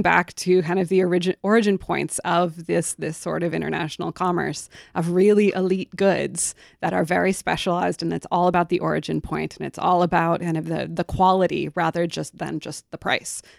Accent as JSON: {"language": "English", "area": "Humboldt County", "region": "California", "country": "United States", "tie": "born or raised there", "said": "I grew up in Humboldt County"}